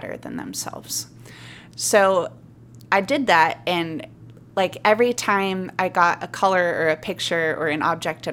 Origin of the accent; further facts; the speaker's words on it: Montana, United States; moved away as an adult; now in Solana Beach, United States; I'm from Montana originally